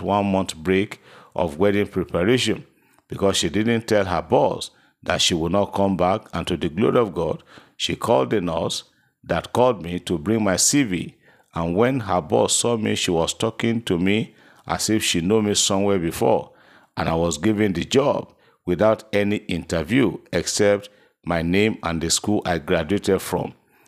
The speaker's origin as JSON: {"language": "English", "town": "Owo", "region": "Ondo", "country": "Nigeria", "said": "I'm so person from Owo in Ondo State."}